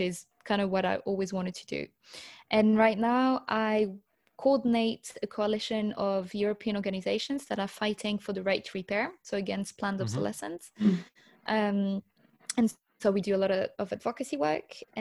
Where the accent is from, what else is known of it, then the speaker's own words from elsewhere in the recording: Paris, Île-de-France, France; I was born and I grew up in Paris